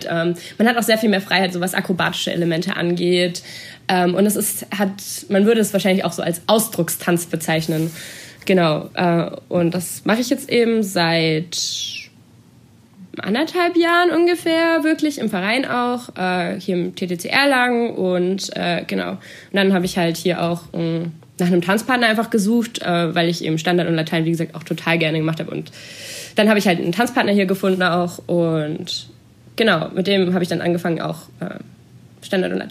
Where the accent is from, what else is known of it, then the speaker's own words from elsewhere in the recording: Baden-Württemberg, Germany; Genau, ich komme aus Baden-Württemberg, äh